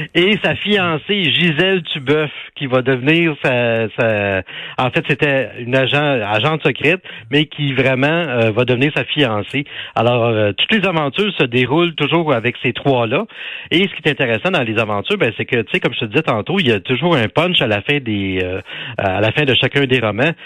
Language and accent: French; Laval, Quebec, Canada; chez nous à Laval